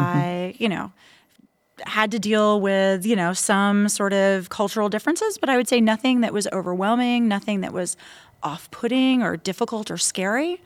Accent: Tampa, Florida, United States; moved away as an adult; now in Taiwan; my hometown of Tampa, Florida

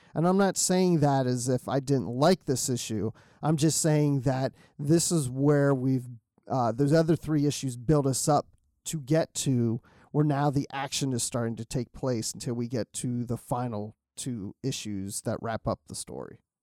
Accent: Maryland, United States; I grew up in Maryland

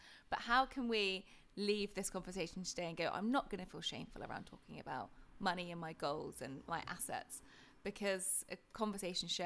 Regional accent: United Kingdom; being British

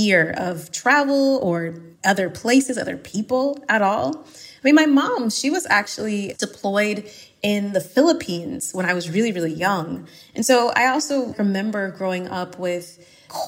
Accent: Suwanee, Georgia, United States; moved away as an adult; also born or lived in Barcelona, Spain / La Rioja, Spain; now in Valencia, Spain; I'm from Suwanee, Georgia

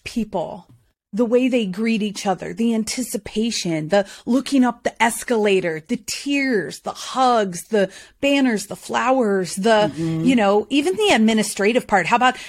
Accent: North Carolina, United States; moved away; also born or lived in Boston, United States / Philadelphia, United States; Well, it all started in Beth Israel Hospital in Boston. Just kidding. It did, though. I'm from New England, but I'm a Southern transplant. I've been in North Carolina, hootie-hoo, since I was about nine.

